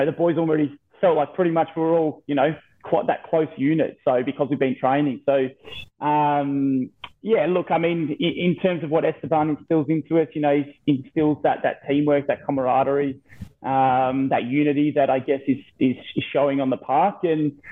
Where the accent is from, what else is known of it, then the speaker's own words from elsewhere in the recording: Victoria, Australia; as a junior growing up in the Victorian ranks